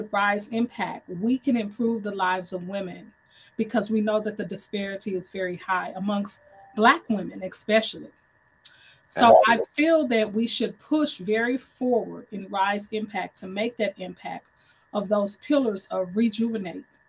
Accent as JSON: {"language": "English", "town": "St. Louis", "region": "Missouri", "country": "United States", "said": "I am from St. Louis, Missouri, the home of the 314."}